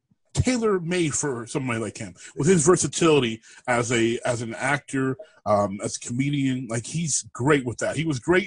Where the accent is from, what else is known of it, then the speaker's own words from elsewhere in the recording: United Kingdom; I can do that. I'm British.